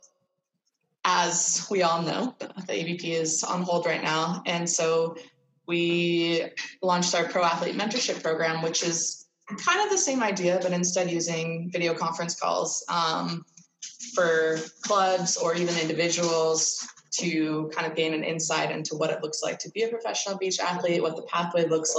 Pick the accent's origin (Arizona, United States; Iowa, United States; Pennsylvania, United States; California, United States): California, United States; Santa Cruz; I grew up in Santa Cruz